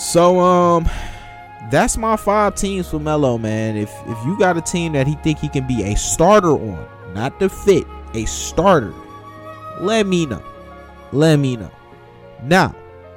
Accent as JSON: {"language": "English", "town": "Detroit", "region": "Michigan", "country": "United States", "tie": "born or raised there", "said": "my hometown Detroit"}